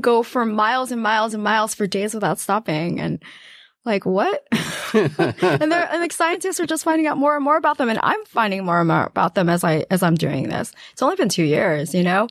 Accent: New York City, New York, United States; also born or lived in Guangdong, China / West Harlem, New York City; I actually grew up in a house. um, in Queens.

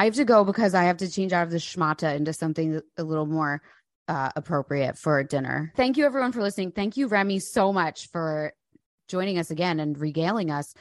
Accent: New Jersey, United States; I'm from New Jersey

